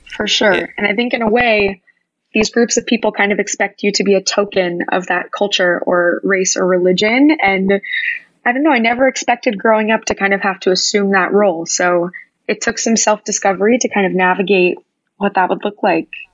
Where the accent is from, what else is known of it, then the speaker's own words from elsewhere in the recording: Wichita, Kansas, United States; moved away as an adult; growing up in Wichita